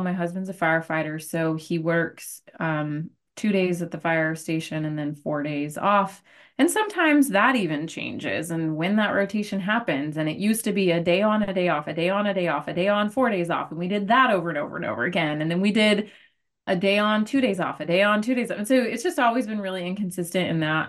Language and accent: English; Arizona, United States; I am from Arizona, born and raised, call it, uh, a desert rat